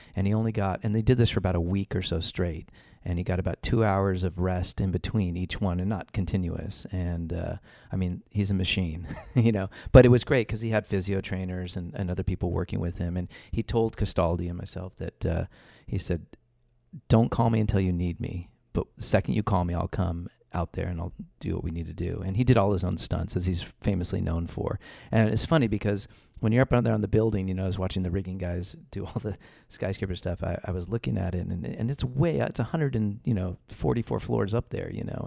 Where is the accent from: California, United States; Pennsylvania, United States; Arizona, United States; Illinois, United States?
California, United States; Los Angeles; moved away; I'm from Los Angeles. I was born and raised out there